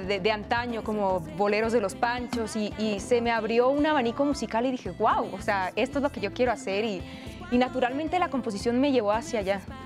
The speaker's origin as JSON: {"language": "Spanish", "town": "Hermosillo", "region": "Sonora", "country": "Mexico", "moved": "yes", "lives_now": "Mexico City, Mexico", "said": "Vengo del norte del país, soy de Hermosillo, Sonora, mucho calor, desierto completamente, pero justo el venirme a, Ciudad de México"}